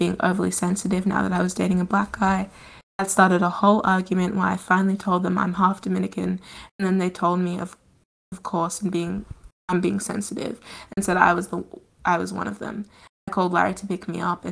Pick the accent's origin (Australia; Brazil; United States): Australia; I was born and have grown up in Australia.